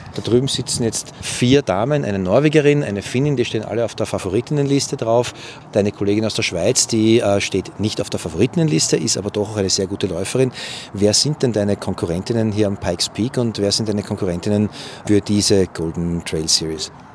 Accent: Vienna, Austria; ich als Wiener weiß, wir Wiener tanzen immer Walzer

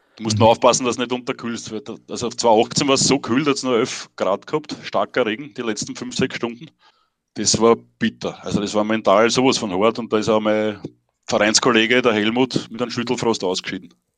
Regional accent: near Himberg, Lower Austria, Austria; im Ort, wo ich aufgewachsen bin, das ist bei Himberg

